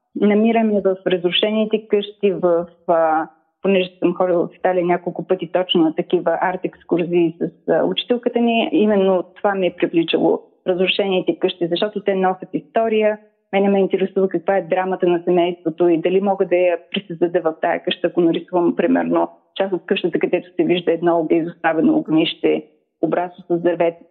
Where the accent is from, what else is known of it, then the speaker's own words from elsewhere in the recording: Razgrad, Razgrad Province, Bulgaria; also born or lived in Ruse; аз съм родена в Разград в далечната 1967 година.